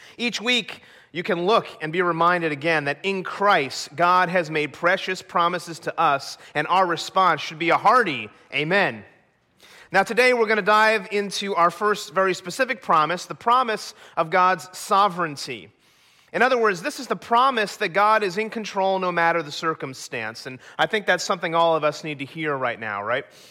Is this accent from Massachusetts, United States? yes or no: no; New Jersey, United States; moved away as an adult; also born or lived in Colorado; growing up in New Jersey